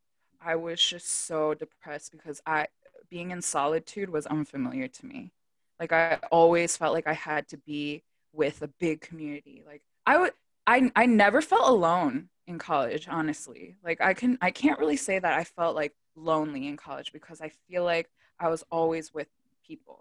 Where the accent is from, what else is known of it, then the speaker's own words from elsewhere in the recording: Delaware, United States; I grew up in Delaware, everyone is like-minded.